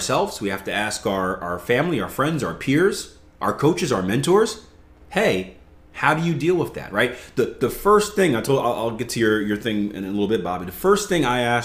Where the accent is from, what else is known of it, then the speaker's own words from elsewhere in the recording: the East, Philly, East Coast, United States; I come from the East. We don't have barbecue on the East. I got cheesesteaks in Philly